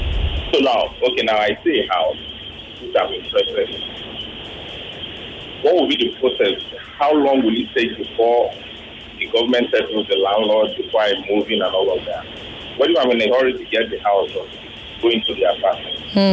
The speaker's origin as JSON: {"language": "English", "region": "Bayelsa", "country": "Nigeria", "said": "I'm from Bayelsa."}